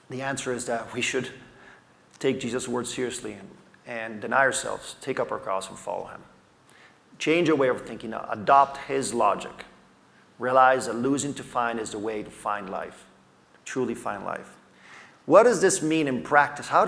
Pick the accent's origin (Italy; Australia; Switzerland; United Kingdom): Italy; I grew up in Italy as a missionary kid.